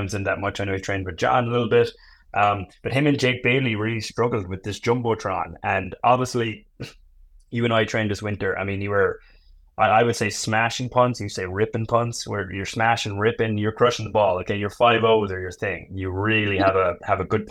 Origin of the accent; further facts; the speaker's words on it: Ireland; I am Irish